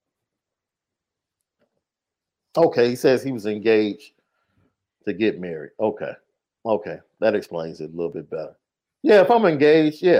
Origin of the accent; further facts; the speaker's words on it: Chicago, Illinois, United States; I'm from Chicago, so I'm all about Chicago